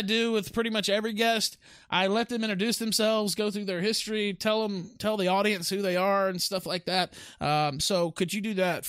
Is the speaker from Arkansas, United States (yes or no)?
yes; West Memphis, Arkansas, United States; I am from West Memphis, and actually was born in Memphis, lived across the river there in West Memphis for the first 20 years of my life. You know, that's where I'm from.